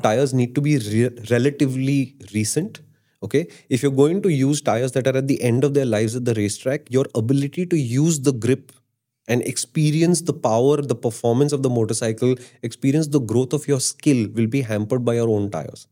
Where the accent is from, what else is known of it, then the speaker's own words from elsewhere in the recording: Delhi, India; I'm from Delhi